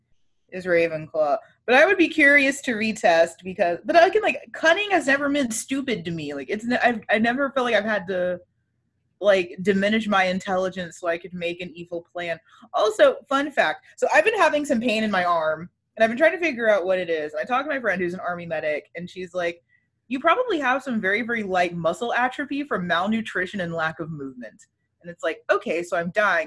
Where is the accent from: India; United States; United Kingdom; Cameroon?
United States; Arlington, Texas; my hometown